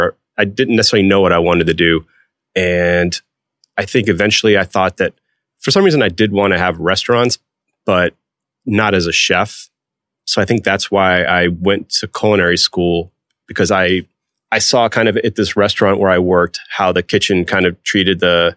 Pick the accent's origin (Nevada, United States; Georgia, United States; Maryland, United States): Georgia, United States; Atlanta; Maybe it was because I was from Atlanta and he opened up Seeger's in Atlanta.